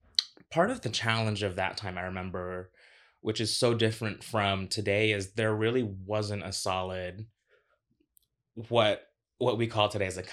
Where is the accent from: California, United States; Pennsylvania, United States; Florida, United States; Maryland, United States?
Florida, United States; Orlando; now in New York, United States; I moved from Florida. I grew up in Orlando.